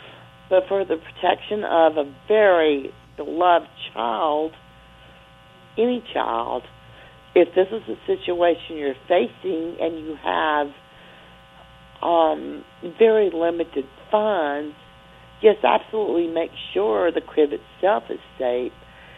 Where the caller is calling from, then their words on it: Mississippi, United States; I am calling from Mississippi.